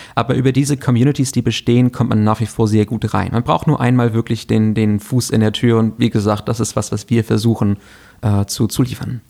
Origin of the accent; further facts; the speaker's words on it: Kiel, Schleswig-Holstein, Germany; moved away; ich bin gebürtiger Kieler.